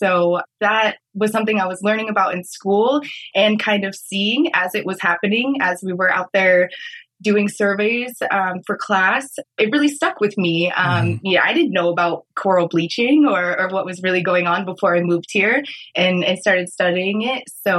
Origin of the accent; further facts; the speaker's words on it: Reno, Nevada, United States; moved away as an adult; now in Maui, United States; I grew up in Reno. There's not much ocean around.